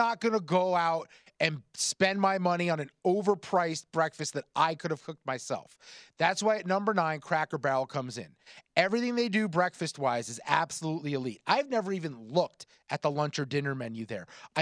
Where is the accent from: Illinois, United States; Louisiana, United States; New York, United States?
New York, United States; the people I grew up with in New York